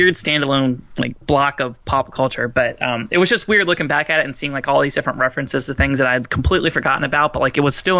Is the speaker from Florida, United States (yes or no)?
yes; Fort Myers, Florida, United States; my hometown, Fort Myers